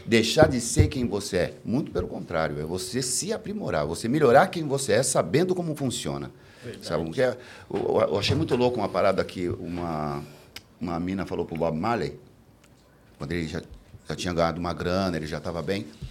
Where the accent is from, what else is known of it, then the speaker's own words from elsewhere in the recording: São Paulo, Brazil; o missionário, o lugar onde eu me criei